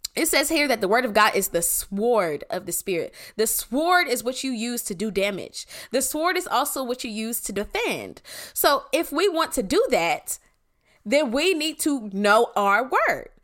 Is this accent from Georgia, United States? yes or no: yes; Clayton County, Georgia, United States; I'm from Clayco